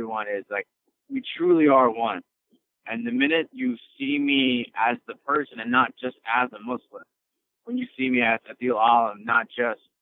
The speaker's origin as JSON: {"language": "English", "town": "Chicago", "region": "Illinois", "country": "United States", "tie": "born or raised there", "said": "I was born and raised in Chicago."}